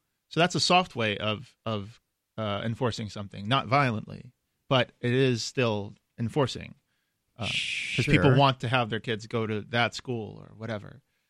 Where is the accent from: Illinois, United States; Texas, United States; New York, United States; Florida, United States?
New York, United States; I'm from New York.